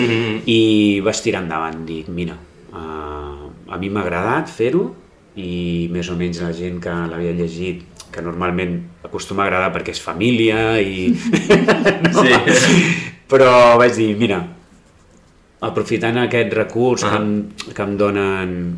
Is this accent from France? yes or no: no; Blanes, Catalonia, Spain; al meu poble, no? que és a, eh, Blanes a, eh, és el meu poble